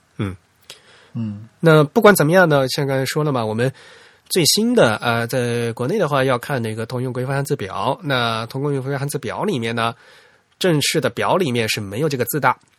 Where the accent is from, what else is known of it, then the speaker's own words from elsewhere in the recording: Fujian, China; accent: Fujian dialect; 我们家老家话，我们福建方言也有这个音